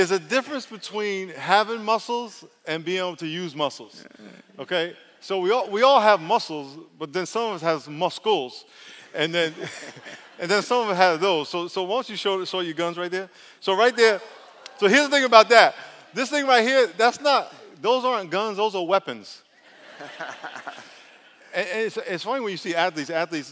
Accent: New York, United States; I grew up in New York, we used to watch on television what was happening down in the South.

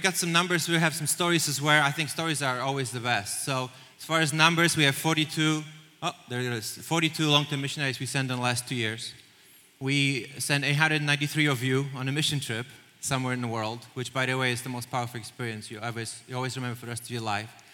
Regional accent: Poland; moved away as an adult; now in United States; I'm, I'm, Polish. I grew up in Poland

